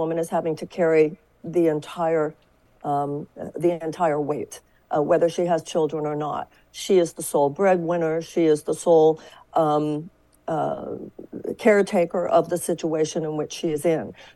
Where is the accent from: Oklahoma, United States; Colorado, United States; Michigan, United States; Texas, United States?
Texas, United States; I come from Texas